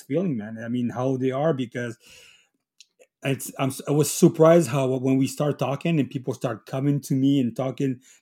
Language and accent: English; Chile; also born or lived in Italy (ancestry); now in Quebec, Canada; I'm from Chile. I'm a Chileno from Italy.